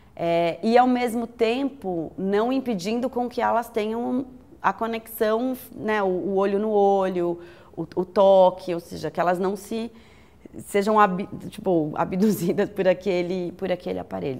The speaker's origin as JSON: {"language": "Portuguese", "region": "São Paulo", "country": "Brazil", "said": "eu sou paulistana"}